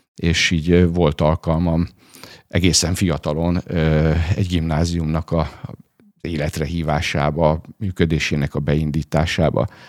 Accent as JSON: {"language": "Hungarian", "town": "Veszprém", "region": "Veszprém County", "country": "Hungary", "tie": "born or raised there", "also_born_or_lived": "Szombathely", "moved": "as an adult", "said": "én Veszprémben születtem, ott is nőttem fel, ott érettségiztem a Lovasi László gimnáziumban"}